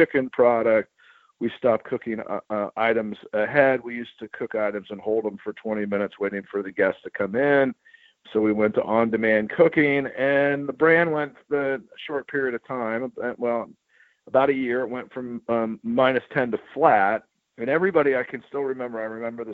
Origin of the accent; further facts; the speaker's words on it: Dayton, Ohio, United States; I happen to be from Dayton. I grew up in Dayton.